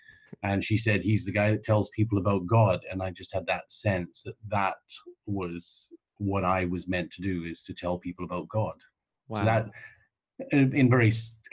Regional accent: Canada; now in Oxfordshire, United Kingdom; though I live here, I am a Canadian.

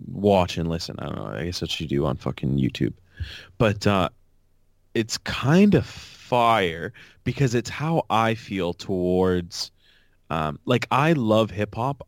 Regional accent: Canada; as a Canadian

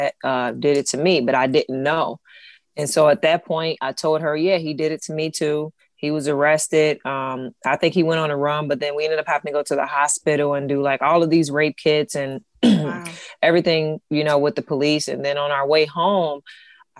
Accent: Cincinnati, Ohio, United States; moved away as an adult; also born or lived in Lithonia, Georgia; now in Texas, United States; I'm from Cincinnati. I was born in Cincinnati, raised till about, 12, and then I moved to Lathonia, Georgia

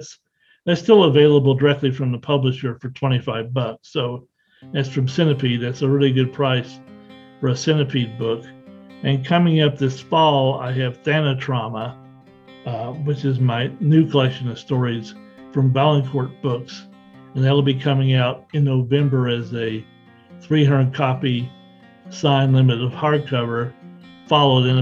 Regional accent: the South, United States; I grew up in the South

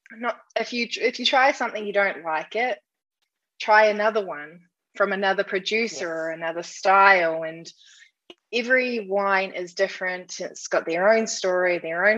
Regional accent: New Zealand; I'm from New Zealand

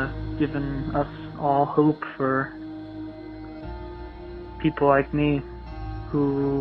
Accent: Chicago, Illinois, United States; I'm from Chicago.

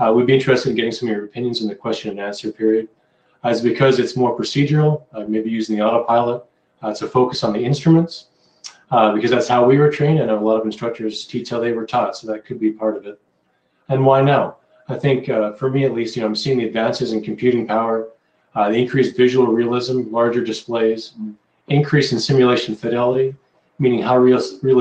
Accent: Winnipeg, Manitoba, Canada; moved away as an adult; also born or lived in Grand Forks, North Dakota; now in Seattle, United States; I'm from Winnipeg

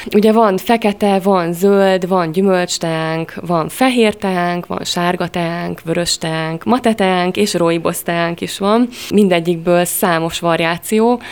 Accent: Monor, Pest, Hungary; moved away as an adult; now in Veszprém, Hungary; Én Pest megyei vagyok, Monorról jöttem.

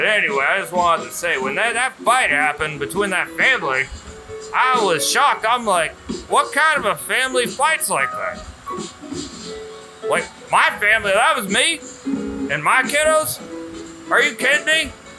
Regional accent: Jupiter, Florida, United States; I'm from the best part of Florida. Like I told you earlier, because I was visiting from Jupiter. And once again, it's not the planet.

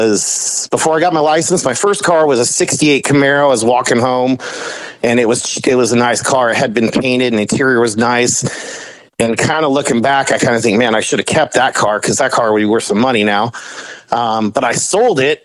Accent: Los Angeles, California, United States; I grew up in South Bay

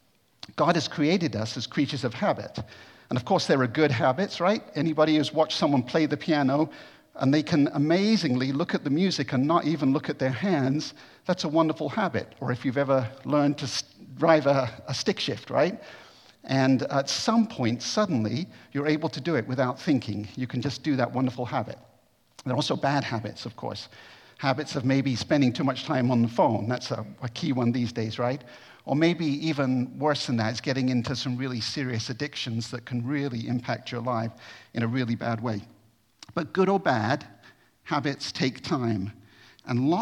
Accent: United States; moved away as an adult; I'm American

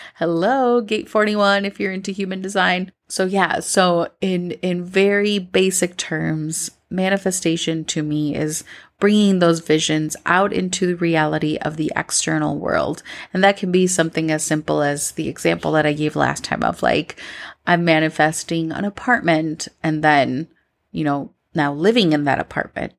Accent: Minnesota, United States; moved away as an adult; now in Colombia; growing up in Minnesota, I always felt like an outsider.

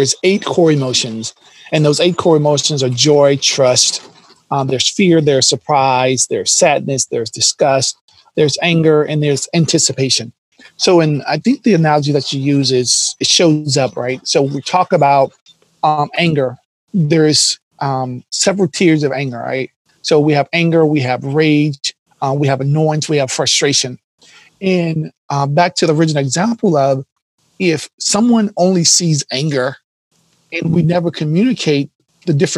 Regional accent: the South, United States; growing up in the South

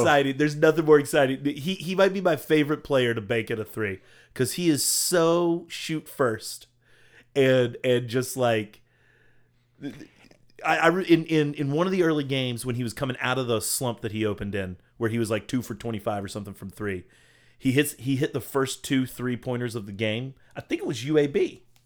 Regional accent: Virginia, United States; I was born in Virginia

